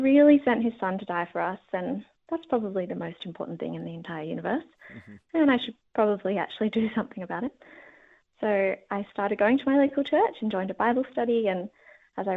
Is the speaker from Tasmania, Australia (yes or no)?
no; Sydney, New South Wales, Australia; Growing up in Sydney